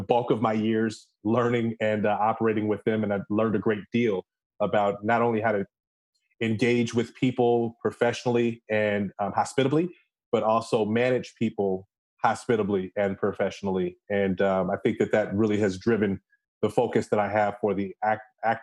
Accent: Chicago, Illinois, United States; I am originally from Chicago, the Chicago West Side, as well as the Western suburbs

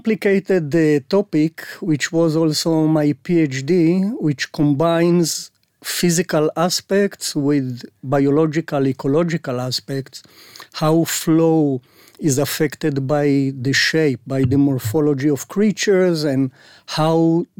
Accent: Haifa, Haifa District, Israel; English is a second language; now in Herzliya, Israel; Originally, I'm from the north, Haifa area. And I spent there the whole childhood till the army, of course.

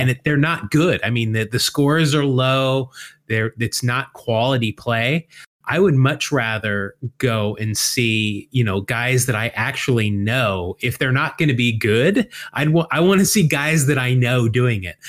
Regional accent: Salt Lake City, Utah, United States; growing up in Salt Lake City as a baseball-starved youth

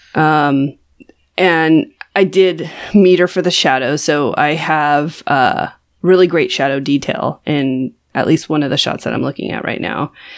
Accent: California, United States; I am from California

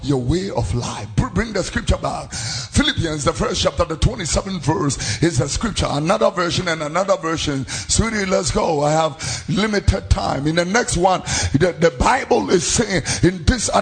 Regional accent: Accra, Greater Accra, Ghana; also born or lived in Tesano, Accra; I was born here in Tesano and grew up in Fadama and Abekam

